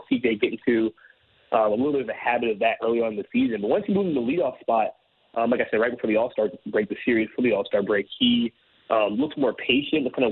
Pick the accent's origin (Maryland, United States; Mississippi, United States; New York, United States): Maryland, United States; Baltimore; I'm originally from Baltimore